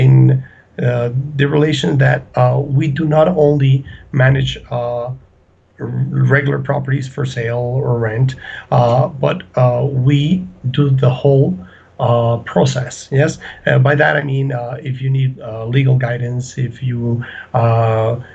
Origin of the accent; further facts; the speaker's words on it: Ecuador; also born or lived in Colombia; I'm from Ecuador, originally born in Ecuador, but my family is Colombian